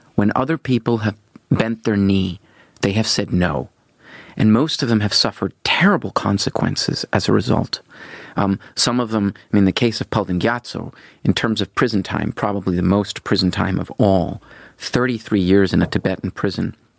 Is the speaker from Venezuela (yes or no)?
yes; Venezuela; moved away as an adult; I was born in Venezuela. Yes, my my my grandfather and grandmother lived in Venezuela, and and my father, a Norwegian, was born there. And so I, I grew up there.